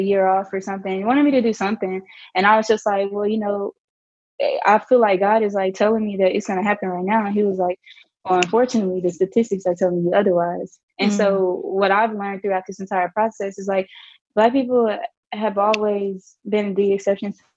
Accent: Little Rock, Arkansas, United States; moved away as an adult; now in Nashville, United States; growing up in Arkansas

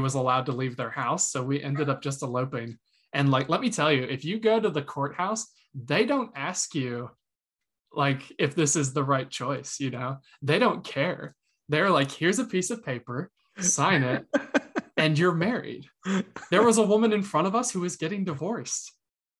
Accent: Greenville, South Carolina, United States; I'm from Greenville, South Carolina

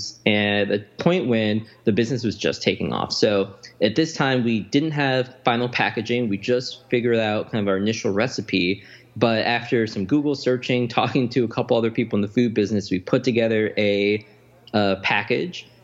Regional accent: Chicago, Illinois, United States; I grew up in the Chatham neighborhood of Chicago

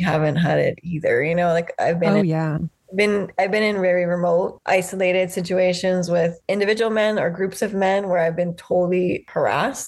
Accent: Waianae, Hawaii, United States; now in Molokai, United States; I grew up in Waianae and my family is mostly like an ocean surfing family.

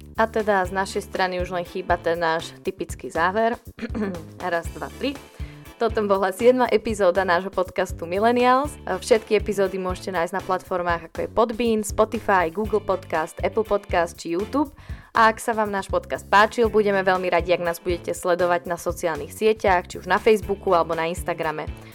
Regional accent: Malacky, Bratislava Region, Slovakia; My sme z Malaciek

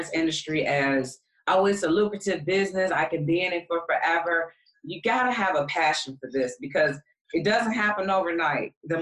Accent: Detroit, Michigan, United States; moved away; also born or lived in Atlanta; Detroit is my hometown, even though I started the business in Atlanta

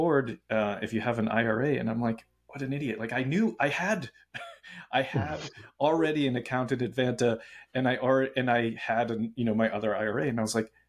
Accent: Boston, Massachusetts, United States; I'm from Boston.

